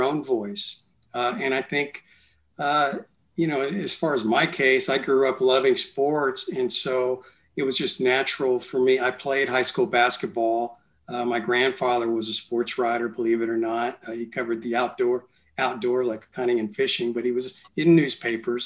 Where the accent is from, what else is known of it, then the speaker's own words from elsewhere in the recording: San Antonio, Texas, United States; I was from San Antonio